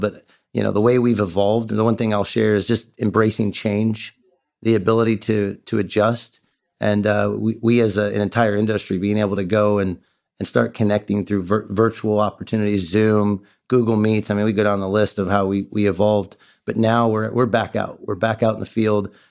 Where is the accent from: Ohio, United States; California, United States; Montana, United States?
Ohio, United States; also born or lived in Beaufort, South Carolina; I Grew up in Ohio. I'm an Ohio kid